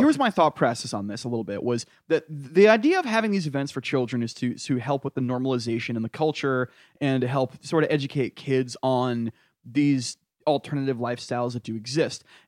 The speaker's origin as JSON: {"language": "English", "region": "New England", "country": "United States", "said": "I'm from New England"}